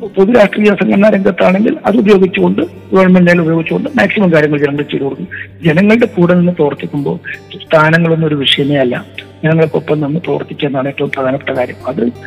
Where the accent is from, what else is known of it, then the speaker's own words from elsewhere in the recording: Uduma, Kerala, India; ഇപ്പോൾ എൻ്റെ സ്വന്തം നാടാണ് ഞാൻ ജനിച്ചത് വളർന്നത് പഠിച്ചത്